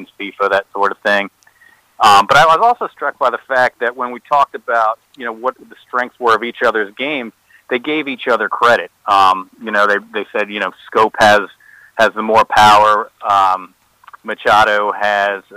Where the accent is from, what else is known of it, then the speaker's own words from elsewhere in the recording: Rockville, Maryland, United States; I grew up in Montgomery County in Rockville.